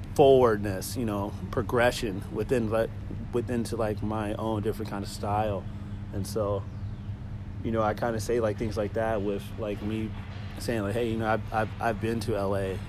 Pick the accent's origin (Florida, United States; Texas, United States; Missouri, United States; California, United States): Missouri, United States; Kansas City; I'm from Kansas City, so like Kansas City will always be rooted